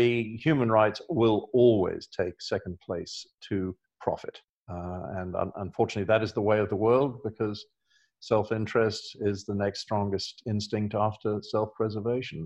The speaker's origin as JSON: {"language": "English", "region": "England", "country": "United Kingdom", "tie": "born or raised there", "also_born_or_lived": "Australia / Los Angeles", "moved": "yes", "lives_now": "Oregon, United States", "said": "I grew up in England"}